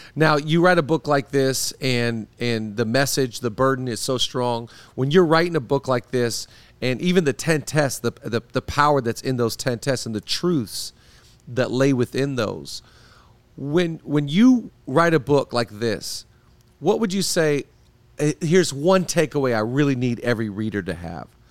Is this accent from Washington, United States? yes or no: yes; Seattle, Washington, United States; now in Los Angeles, United States; I grew up in Seattle, live in L A now